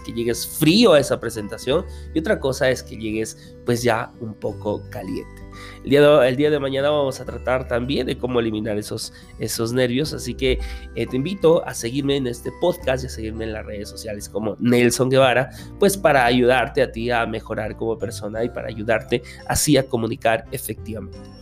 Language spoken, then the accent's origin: Spanish; Peru; como decimos aquí en mi país, en Perú